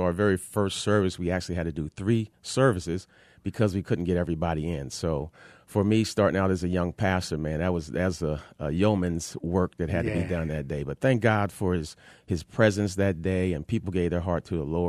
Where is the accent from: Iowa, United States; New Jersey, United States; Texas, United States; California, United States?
New Jersey, United States; now in Arizona, United States; No, man. I'm an East Coast kind of guy. I'm from New Jersey.